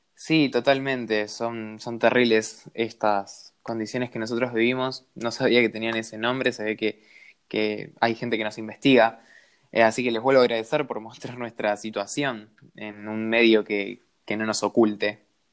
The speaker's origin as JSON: {"language": "Spanish", "region": "Jujuy", "country": "Argentina", "said": "yo soy un trabajador golondrina que vengo de la provincia de Jujuy"}